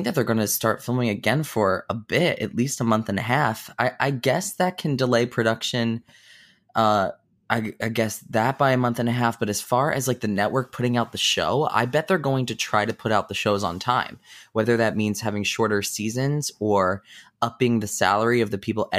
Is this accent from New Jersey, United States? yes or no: yes; New Jersey, United States; I'm from Jersey